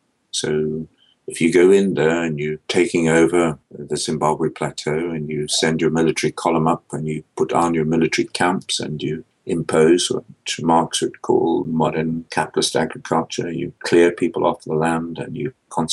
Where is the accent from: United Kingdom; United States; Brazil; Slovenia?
United Kingdom; Scotland; I'm a product of the Scottish Enlightenment. I come from Scotland.